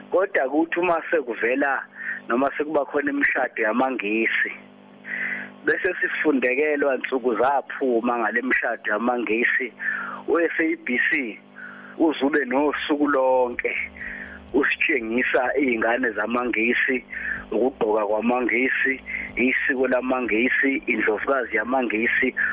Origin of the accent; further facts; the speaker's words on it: KwaZulu-Natal, South Africa; singamaZulu singama singabantu baseningizimu Afrika